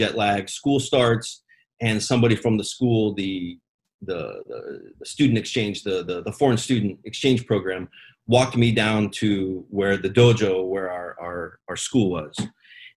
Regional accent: Fairbanks, Alaska, United States; there was only one karate school in our town where I grew up in Fairbanks, Alaska

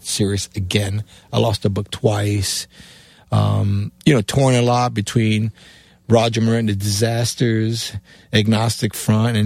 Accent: Cuba; moved away; also born or lived in New York; my accent, being A, coming from Cuba, B, in New York

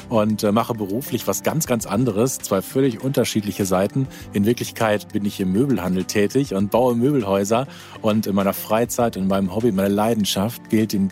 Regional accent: North Rhine-Westphalia, Germany; Und ich bin aufgewachsen in Ostwestfalen-Lippe und als die Kinder dann da waren, galt es dann wieder zurückzukehren zu diesen Wurzeln

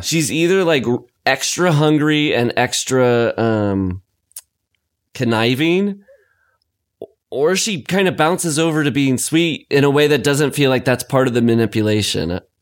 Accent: Lamar, United States; my hometown

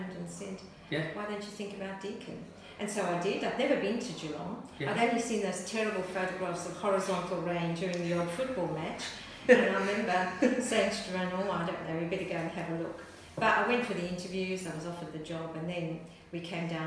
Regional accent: Zambia; also born or lived in Ireland; now in Australia; So I was born in Zambia. I'm the child, the eldest child of four of Irish migrants.

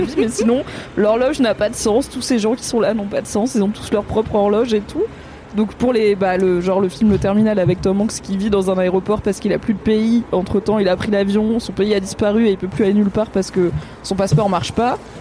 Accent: Drôme, Auvergne-Rhône-Alpes, France; j'ai grandi dans la Drôme au sud de Lyon

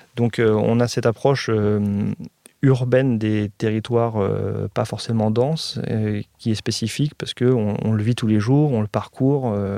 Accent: Évry, Île-de-France, France; born or raised there

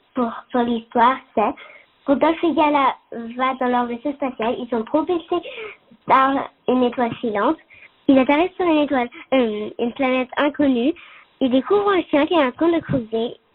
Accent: Colorado, United States; je viens de, du Colorado.

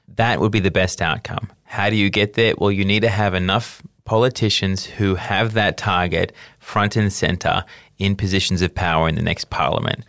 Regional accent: Australia; as an Australian

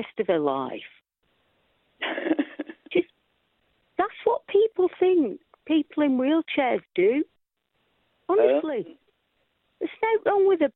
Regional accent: Rochdale, North West England, United Kingdom; accent: Lancashire; now in Swindon, United Kingdom; I'm a Rochdale girl

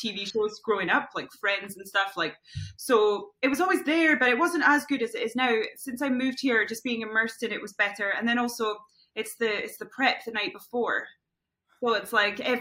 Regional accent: Scotland, United Kingdom; moved away; also born or lived in London; I'm Scottish

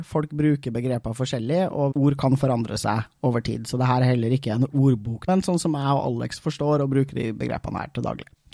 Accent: Trøndelag, Norway; som trønder

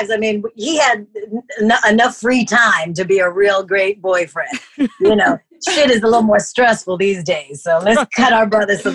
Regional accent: Toronto, Ontario, Canada; I came from Toronto, Canada. I'm a high school dropout.

